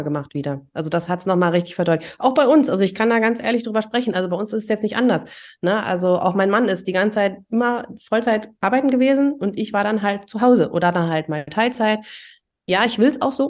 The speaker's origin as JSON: {"language": "German", "region": "East Germany", "country": "Germany", "tie": "born or raised there", "said": "ich bin ja auch in der DDR groß geworden"}